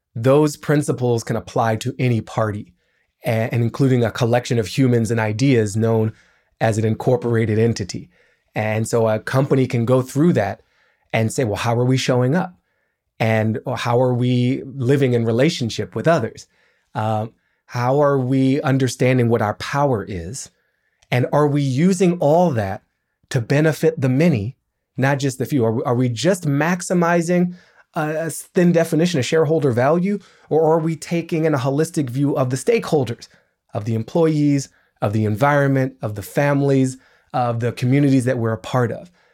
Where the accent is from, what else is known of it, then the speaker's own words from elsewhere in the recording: Washington, District of Columbia, United States; I grew up in Washington, D C